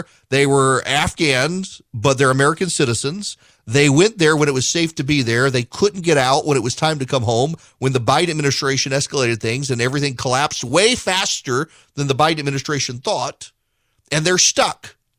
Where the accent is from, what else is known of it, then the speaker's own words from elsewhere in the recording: Dubai, United Arab Emirates; and I grew up in Dubai. My dad worked for Conoco Oil, and Conoco was in charge of the Dubai Petroleum Company, DPC.